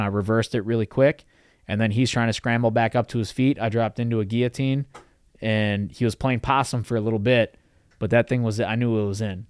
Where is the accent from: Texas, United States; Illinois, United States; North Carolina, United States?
Illinois, United States; Chicago; growing up in Chicago